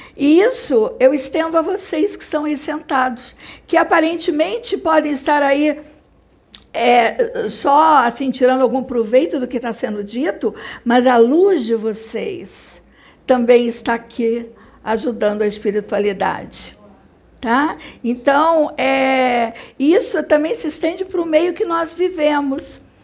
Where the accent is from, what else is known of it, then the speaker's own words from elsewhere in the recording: Barra Mansa, Rio de Janeiro, Brazil; moved away as an adult; now in Rio de Janeiro, Brazil; porque eu sou de Barra Mansa, isso na época minha infância em Barra Mansa. Quando eu vim para o Rio de Janeiro, que eu estudei na, na UFRJ